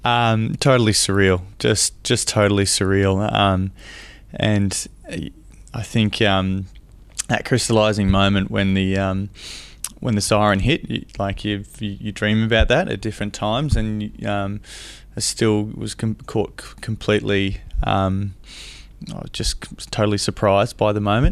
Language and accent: English; Camperdown, Victoria, Australia; I grew up in Camper Down, down in, um, Western Victoria, and it's only a small town of about three thousand people